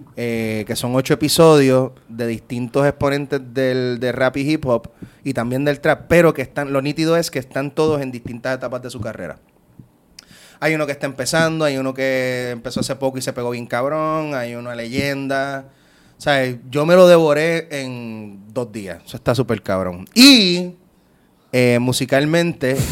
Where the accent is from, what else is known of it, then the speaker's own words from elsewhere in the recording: Puerto Rico; soy boricua